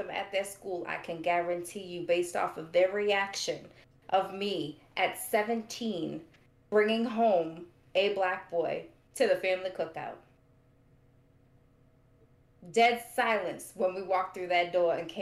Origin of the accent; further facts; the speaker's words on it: Boston, Massachusetts, United States; We grew up in Old Southie